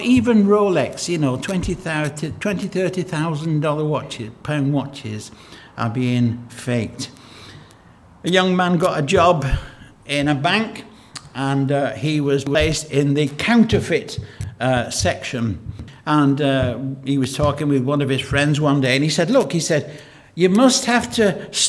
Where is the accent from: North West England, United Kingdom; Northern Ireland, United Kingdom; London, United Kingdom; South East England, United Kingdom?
North West England, United Kingdom; Lancashire; When we were growing up in Lancashire, in a mill town in Lancashire